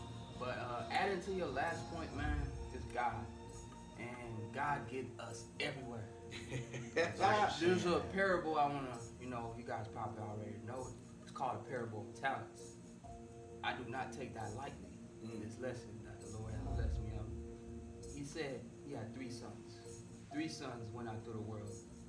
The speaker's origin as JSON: {"language": "English", "country": "Haiti", "also_born_or_lived": "Birmingham", "second_language": "English", "lives_now": "Atlanta, United States", "said": "I'm from Haiti."}